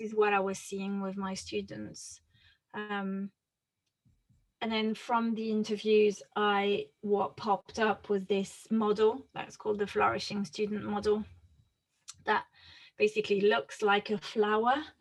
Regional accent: France; accent: French; English is a second language; moved away as an adult; now in United Kingdom; my accent is interesting because I'm French. Uh, mm-hmm. I grew up in France uh, and, and moved to the UK when I was 23.

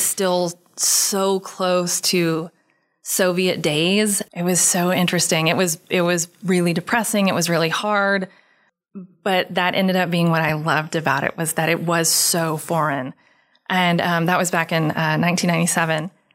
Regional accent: Houston, Texas, United States; I grew up in Texas

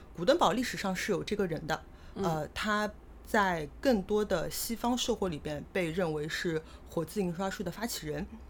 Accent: Shanghai, China; accent: Shanghainese; 上海方言也是两语说得很多的

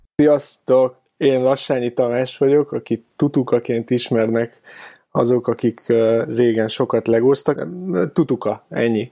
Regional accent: Keszthely, Zala, Hungary; also born or lived in Pécs; now in Budapest, Hungary; én egyébként keszthelyi vagyok

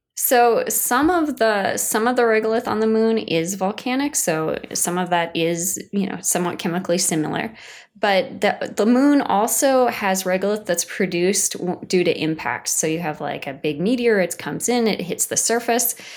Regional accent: Washington, United States; moved away; I'm from Washington State originally

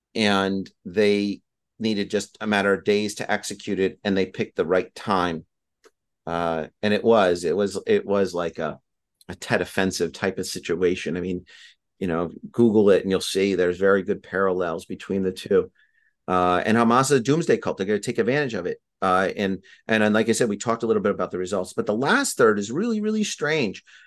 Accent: United States; as an American

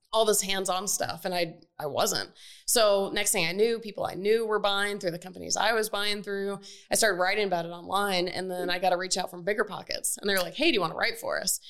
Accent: Atlanta, Georgia, United States; I grew up in Atlanta, where we are

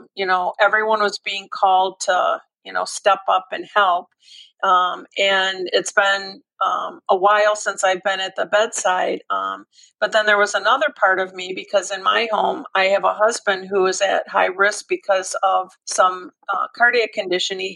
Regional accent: Michigan, United States; now in Atlanta, United States; having been born and raised in Michigan, I live in Atlanta now

